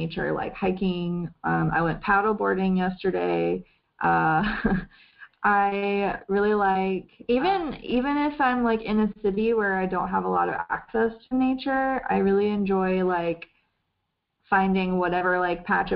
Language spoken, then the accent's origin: English; the South, United States; I was raised in the South